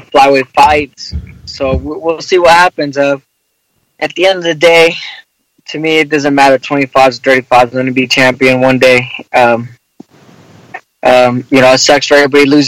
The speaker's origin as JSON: {"language": "English", "town": "Lemoore", "region": "California", "country": "United States", "moved": "as an adult", "lives_now": "Southern California, United States", "said": "I'm originally from Lemoore"}